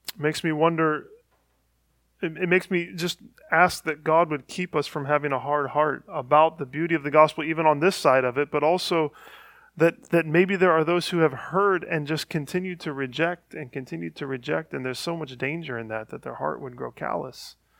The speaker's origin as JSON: {"language": "English", "region": "Northeast Ohio", "country": "United States", "tie": "born or raised there", "said": "I grew up in Northeast Ohio"}